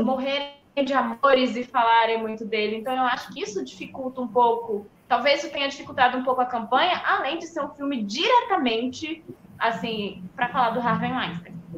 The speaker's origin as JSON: {"language": "Portuguese", "country": "Brazil", "said": "Sou brasileira"}